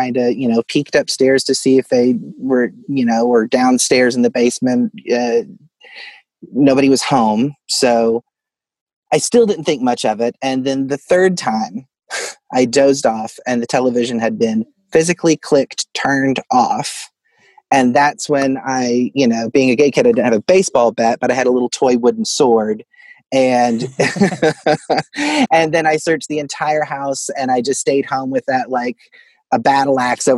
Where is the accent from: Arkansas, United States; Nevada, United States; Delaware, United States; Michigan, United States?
Arkansas, United States; Fort Smith; Yes, I grew up in Fort Smith, Arkansas, which was originally Hell on the Border, but that's its own.